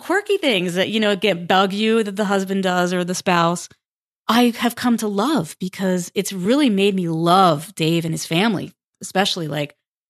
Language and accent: English; United States; And I'm from New York, New Jersey, 3 kids.